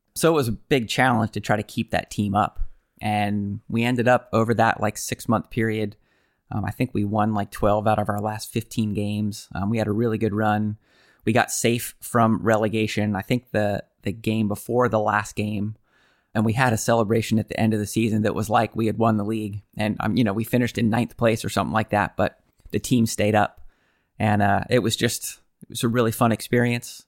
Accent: United States; being American.

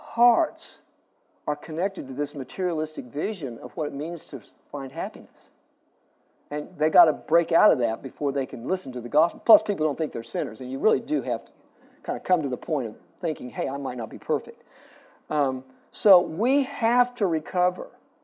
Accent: Springfield, Missouri, United States; now in San Antonio, United States; I grew up in Springfield, Missouri

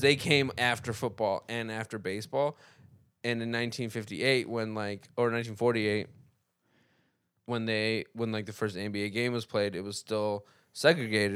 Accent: Lebanon; moved away; the reason why I was born in Lebanon is because my family was, like, marched out of, um, Armenia

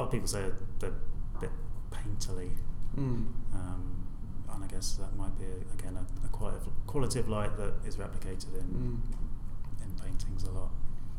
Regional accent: Horsham, South East England, United Kingdom; Yeah, I mean, I grew up in North Horsham, which, I mean, I don't know what it's like now, but I can honestly say I didn't really enjoy a lot of my time there.

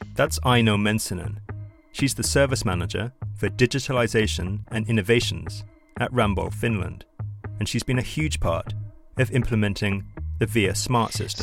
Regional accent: London, United Kingdom; moved away as an adult; now in Copenhagen, Denmark; it's where I decided to make my home a few years ago, after growing up in London

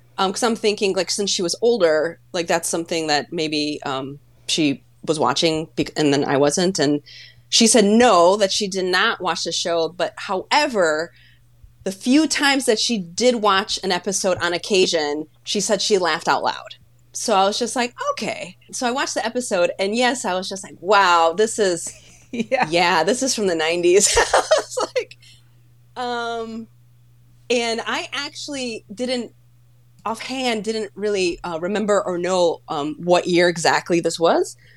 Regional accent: Chicago, Illinois, United States; accent: Chicago; first language Polish; English is a second language; I was born and raised in Chicago, so if anything, I have a Chicago accent.

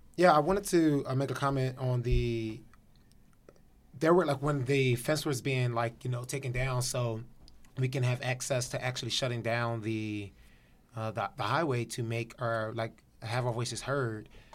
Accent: Philadelphia, Pennsylvania, United States; now in Los Angeles, United States; I'm from Philadelphia

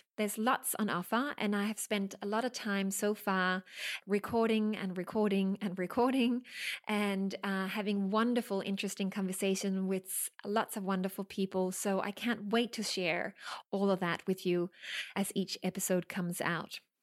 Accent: Denmark; now in Sydney, Australia; I'm originally from Denmark. I live in Sydney

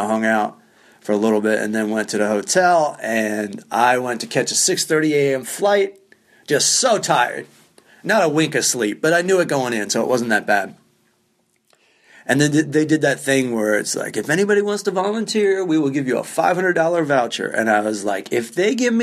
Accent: Maryland, United States; moved away; I'm from Maryland

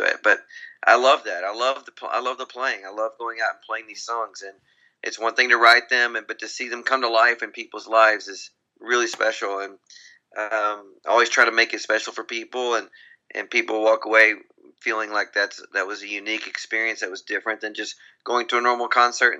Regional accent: Grand Saline, Texas, United States; I grew up in a very small little town in Texas. I'm from East Texas, and a town of about 2,000 people, and called Grand Saline, Texas.

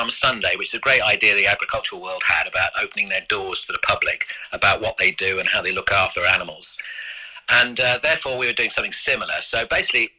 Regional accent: Epsom, South East England, United Kingdom; I'm an Epsom boy. I was brought up near Epsom

